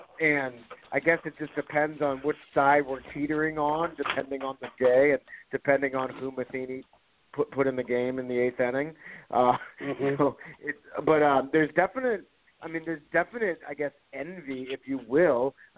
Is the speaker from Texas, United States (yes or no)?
no; St. Louis, Missouri, United States; moved away as an adult; also born or lived in Denver; I came home to St. Louis to cover baseball. I was in Denver